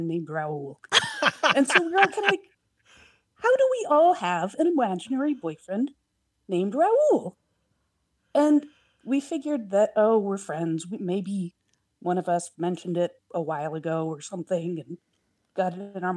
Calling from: Portland, Oregon, United States; I'm calling from Portland, Oregon.

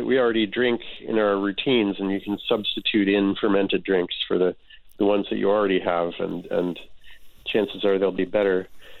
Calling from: Cambridge, Massachusetts, United States; I'm in Cambridge, Mass. right now.

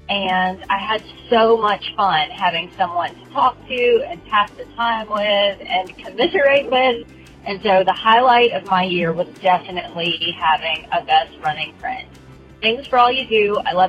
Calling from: Watkinsville, Georgia, United States; I'm calling from Watkinsville, Georgia.

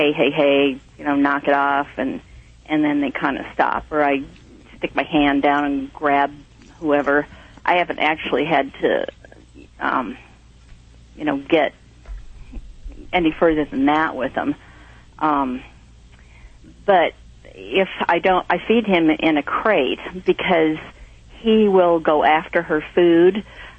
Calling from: Nevada City, California, United States; I'm calling from Nevada City, California.

